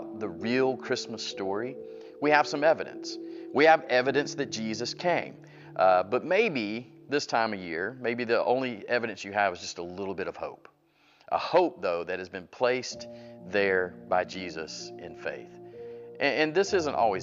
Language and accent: English; Atlanta, Georgia, United States; I'm from Atlanta